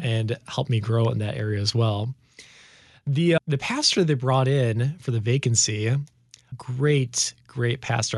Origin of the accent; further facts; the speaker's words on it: Chicago suburbs, Illinois, United States; also born or lived in Grand Rapids, Michigan; I was born in Grand Rapids, Michigan, so we lived there for about six years until my dad took a call to the Chicago area where we've been ever since. And so growing up in the Chicago suburbs, that's where most of my memories are from.